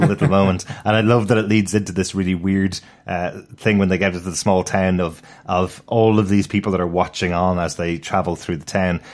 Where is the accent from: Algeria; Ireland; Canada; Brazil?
Ireland; Dublin, Leinster; I'm, I'm a city boy. I'm from Dublin City